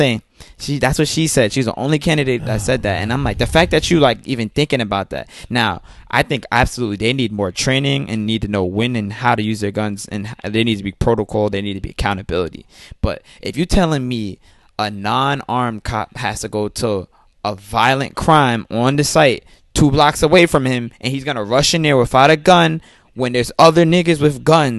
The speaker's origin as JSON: {"language": "English", "region": "New York", "country": "United States", "said": "I don't fucking know. I'm a New Yorker. I'm a wavy ass New Yorker that sees what happens on these streets every day"}